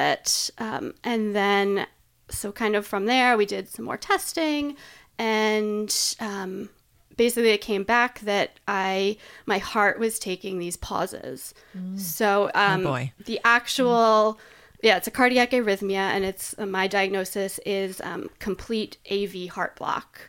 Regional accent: East Coast, United States; moved away as an adult; also born or lived in Boston; now in Portland, United States; So I'm originally from the East Coast, and I lived in Boston for 8 years before moving here.

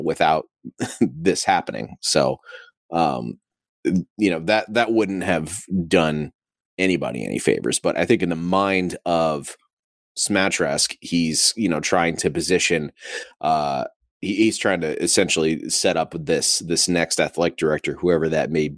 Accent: Southern Ohio, United States; I grew up in Southern Ohio

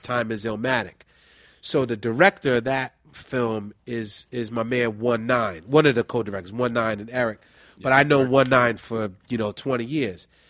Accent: New York City, New York, United States; I'm originally from the Bronx. I'm from the Soundview section of the Bronx.

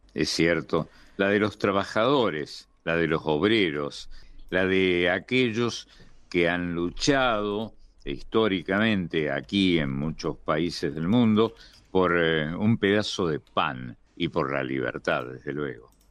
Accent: Argentina; somos los argentinos

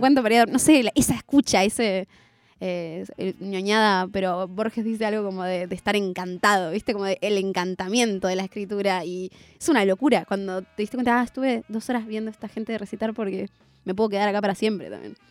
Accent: Zona Sur, Buenos Aires Province, Argentina; en Zona Sur, que es de donde soy

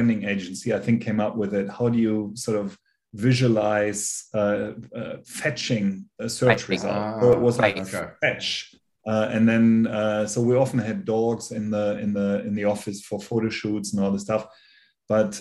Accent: Germany; moved away as an adult; now in United States; As you can hear by my accent, I'm originally from Germany. I now live in the US.

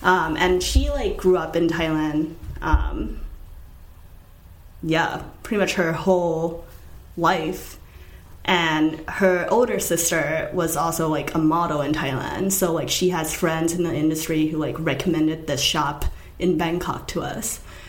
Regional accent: Nantucket, Massachusetts, United States; because I grew up on Nantucket. And the only stores on Nantucket are, like, super preppy stuff, or just, like, t-shirts and sweatshirts or whatever that just says Nantucket.

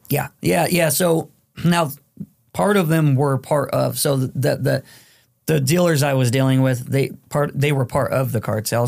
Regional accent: Phoenix, Arizona, United States; also born or lived in Mexico; now in Western New York, United States; from Phoenix, Arizona

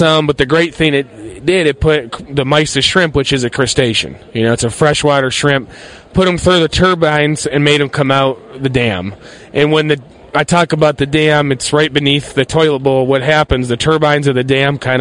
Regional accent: Basalt, Colorado, United States; I'm from Basalt, Colorado.

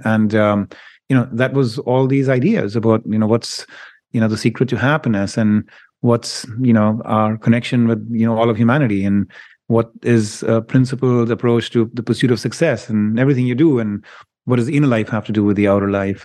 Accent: India; moved away; I grew up in India

